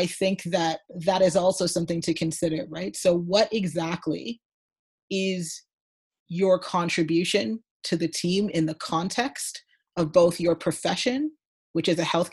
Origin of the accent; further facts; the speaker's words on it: Canada; I'm Canadian